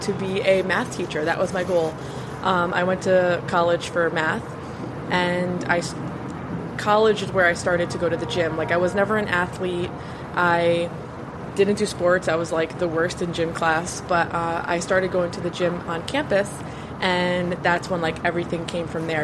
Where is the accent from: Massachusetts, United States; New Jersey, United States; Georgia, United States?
New Jersey, United States; now in Florida, United States; I live in Florida now, but I, I'm from Jersey